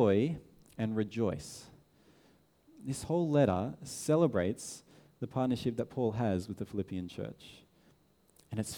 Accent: Sydney, New South Wales, Australia; we're from Sydney

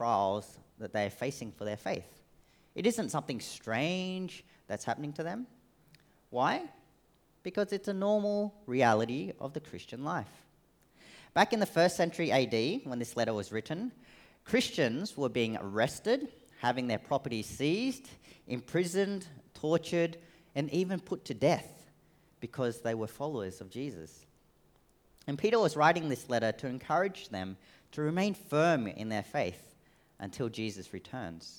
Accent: Australia; accent: Australian; also born or lived in Sydney; I am Australian-born Vietnamese, so hence the very Australian accent

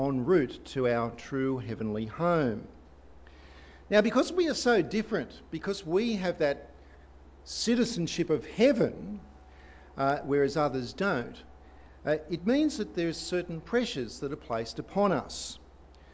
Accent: Australia; we are Australians

